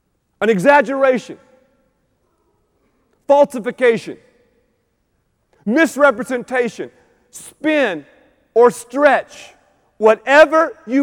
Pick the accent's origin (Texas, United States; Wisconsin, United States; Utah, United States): Texas, United States; Dallas; "Jim, we're from Dallas, Texas."